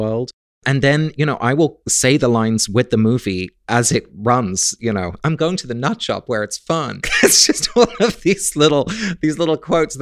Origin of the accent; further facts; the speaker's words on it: England, United Kingdom; I grew up in England, and I was a little gay boy